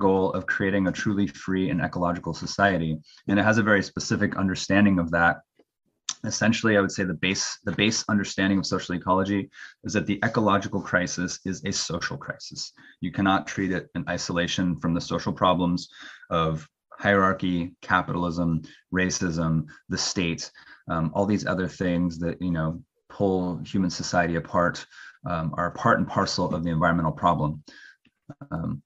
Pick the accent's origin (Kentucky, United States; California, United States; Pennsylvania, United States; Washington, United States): Washington, United States; Bremerton; I'm from the Pacific Northwest, a town called Bremerton outside Seattle